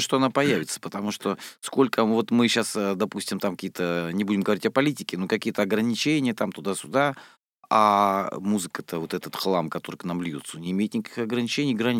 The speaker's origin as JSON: {"language": "Russian", "town": "Rostov-on-Don", "region": "Rostov Oblast", "country": "Russia", "said": "я из Ростова-на-Дону"}